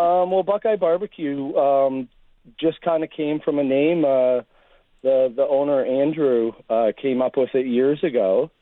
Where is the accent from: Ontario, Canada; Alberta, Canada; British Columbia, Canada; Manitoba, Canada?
Ontario, Canada; I'm from Ontario myself